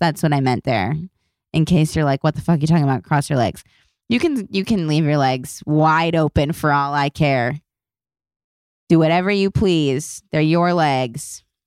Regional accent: Los Angeles, California, United States; I was born and raised in Los Angeles

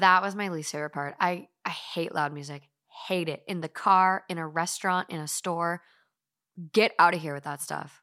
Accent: Duluth, Minnesota, United States; growing up in, like, Duluth, northern Minnesota

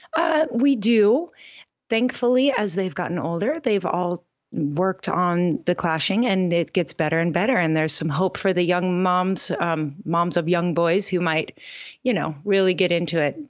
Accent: Gig Harbor, Washington, United States; moved away as an adult; also born or lived in Oregon; now in Oahu, United States; Gig Harbor, Washington is my hometown, but we've been in Hawaii for eighteen

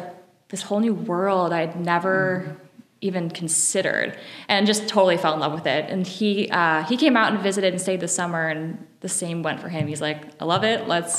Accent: Ohio, United States; moved away as an adult; also born or lived in Bellingham, Washington; now in Portland, United States; I'm from Ohio, grew up in Ohio, went to school at Ohio University, went to grad school at Ohio State, lived there until I graduated, and then I got a job in Bellingham, Washington, right when I graduated.

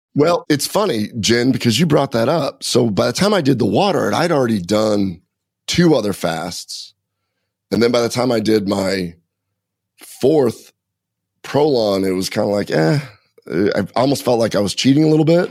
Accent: Nebraska, United States; I grew up in Nebraska.

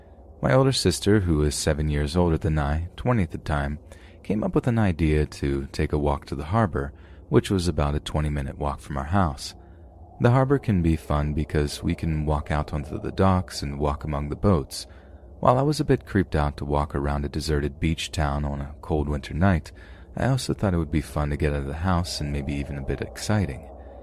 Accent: New York, United States; This was a time when I was growing up in New York.

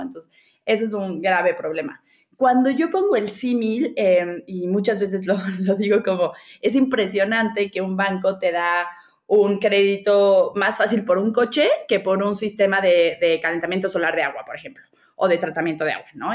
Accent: Mexico City, Mexico; Yo eh, nací y crecí en la Ciudad de México

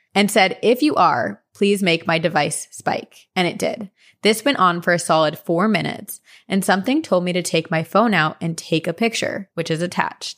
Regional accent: Princeton, New Jersey, United States; I grew up in New Jersey, and I went to high school in Princeton

